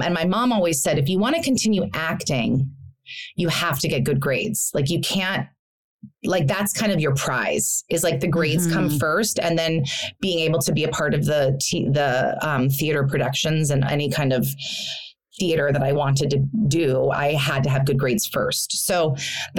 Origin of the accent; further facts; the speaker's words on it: Carmel, California, United States; moved away as an adult; also born or lived in Hawaii / New York / Santa Monica; now in Los Angeles, United States; I was born in Hawaii, but my parents got divorced. So I moved to Carmel, California, is Northern California, they consider it Central California